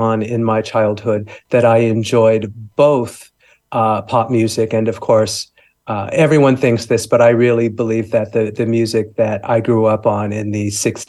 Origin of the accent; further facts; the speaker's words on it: Los Angeles, California, United States; I grew up in Los Angeles, in the suburbs of Los Angeles, California, USA